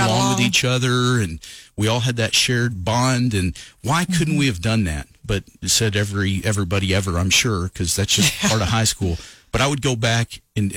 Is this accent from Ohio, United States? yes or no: no; Lovington, New Mexico, United States; people that I went to school with that I'd known, you know, growing up in Lovington